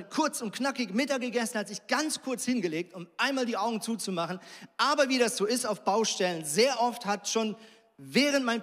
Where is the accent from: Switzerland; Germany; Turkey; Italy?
Switzerland; Also ich komme zum Beispiel aus der Schweiz und in der Schweiz ist es so